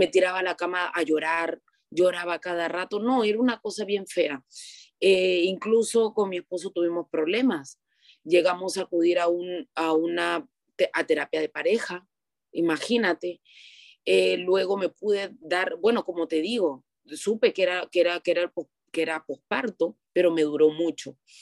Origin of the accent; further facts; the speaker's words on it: Peru; soy de Perú